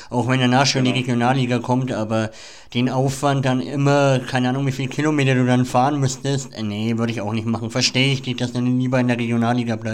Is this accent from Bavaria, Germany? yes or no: yes; Nuremberg, Bavaria, Germany; Bayern, ja ich bin ja Franke, ich komme aus Nürnberg, also ja. wir sind ja keine Bayern, aber unser Bundesland ist schon echt schön.